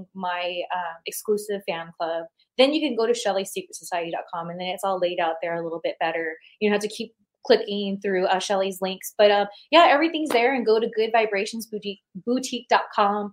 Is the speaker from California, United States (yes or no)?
yes; California, United States; I grew up in California